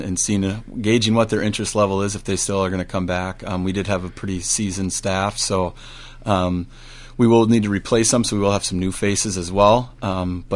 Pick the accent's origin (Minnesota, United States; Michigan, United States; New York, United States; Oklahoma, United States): Minnesota, United States; Medford; moved away as an adult; also born or lived in Winona, Minnesota / St. Louis, Missouri / Owatonna, Minnesota; now in Northfield, United States; I'm from Medford, Minnesota